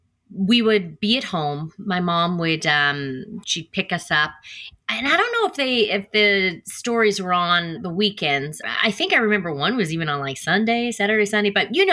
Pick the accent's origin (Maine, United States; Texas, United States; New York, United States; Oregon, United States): Texas, United States; Killeen; also born or lived in Copperas Cove, Texas / Mililani, Hawaii; I grew up in Killeen, Texas, Coppers Cove, Texas, Mililani, Hawaii, Oahu.